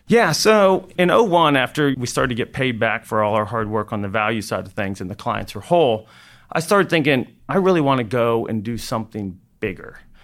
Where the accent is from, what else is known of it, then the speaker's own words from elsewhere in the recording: Fort Worth, Texas, United States; also born or lived in Austin; I decided I wanted to go back to my hometown, Fort Worth